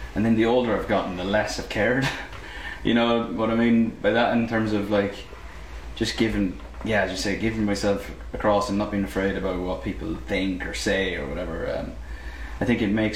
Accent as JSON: {"language": "English", "country": "Ireland", "tie": "born or raised there", "said": "being Irish. I mean, just growing up in the island"}